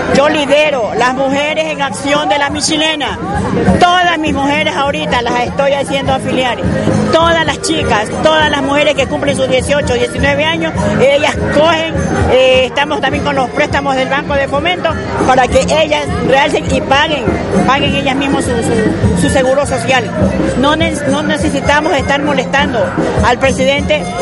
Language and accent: Spanish; Guayaquil, Guayas, Ecuador; also born or lived in La Michelena, Quito; now in Quito, Ecuador; Yo soy guayaquileña